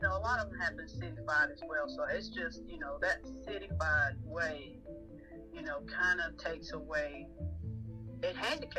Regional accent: Georgia, United States; I am from Georgia, and I'm in Georgia.

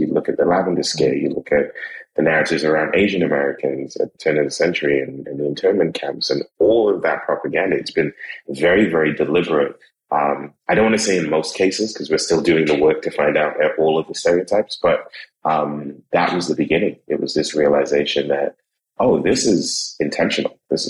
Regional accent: Trinidad & Tobago; people see me and then I open my mouth and then I tell them I'm from Trinidad and I tell them where I've lived.

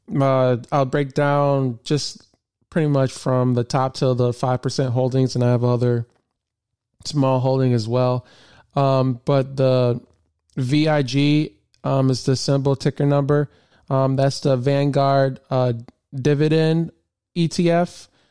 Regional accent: Flint, Michigan, United States; I grew up in Michigan

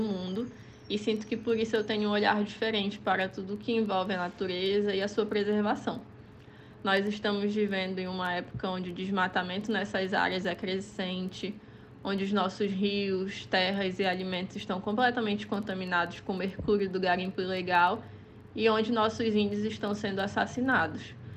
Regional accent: Amazon, Brazil; eu nasci e cresci dentro da floresta amazônica

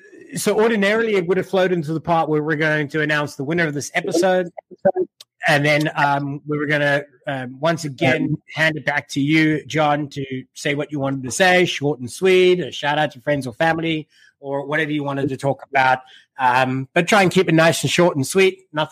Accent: South Africa; first language English; That's because I'm South African as well, but my accent is so blended now, right? And that's because I'm first language English.

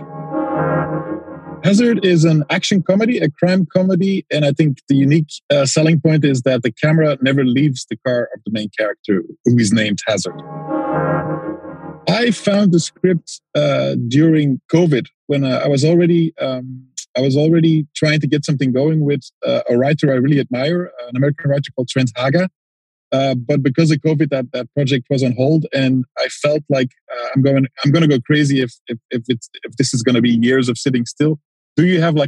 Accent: Antwerp, Flanders, Belgium; I'm from Antwerp, which is a city in Belgium

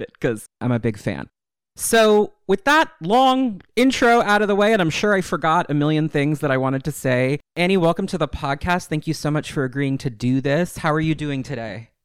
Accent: Westchester, New York, United States; now in New York City, United States; I'm from New York. I grew up in Westchester, actually, where the X-Men are, but I was born in the city

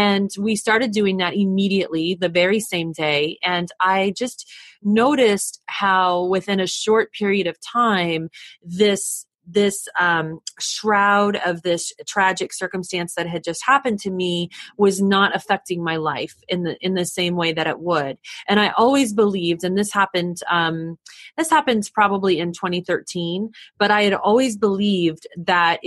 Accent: United States; I'm from the States, so I was in another country that was foreign to me

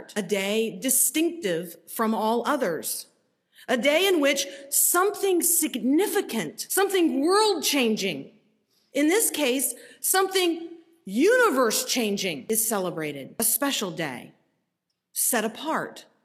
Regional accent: Tampa, Florida, United States; Growing up in Tampa, Florida, the big annual event was Gasparilla.

